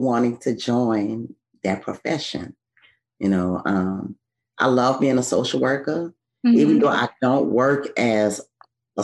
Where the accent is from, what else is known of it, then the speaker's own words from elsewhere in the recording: New Orleans, Louisiana, United States; I'm from New Orleans